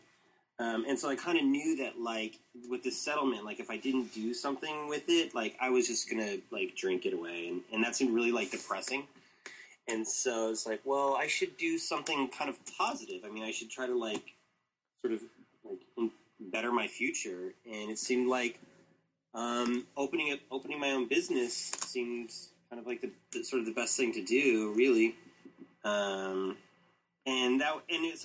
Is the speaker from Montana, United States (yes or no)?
no; Tucson, Arizona, United States; moved away as an adult; also born or lived in Taiwan / Phoenix; now in Japan; I was born and raised in Tucson